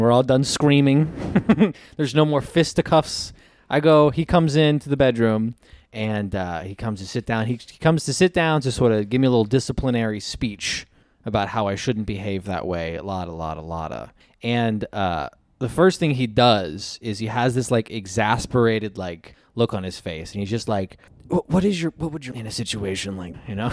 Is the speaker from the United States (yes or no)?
yes; New York, United States; I'm from New York as well